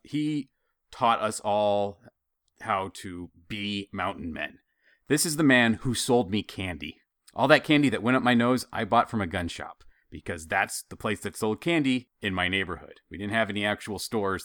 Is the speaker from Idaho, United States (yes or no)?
yes; Idaho, United States; growing up in Idaho